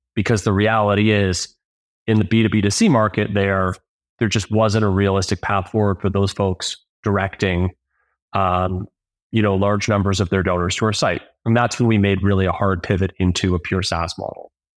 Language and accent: English; Toronto, Ontario, Canada; I grew up in Toronto, Ontario.